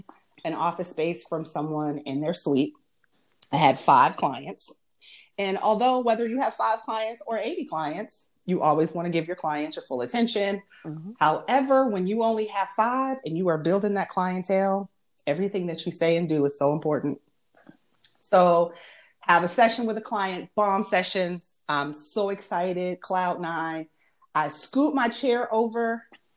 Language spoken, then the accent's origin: English; Erie, Pennsylvania, United States; moved away as an adult; now in Charlotte, United States; I am from Erie, Pennsylvania. Wonderful place to grow up.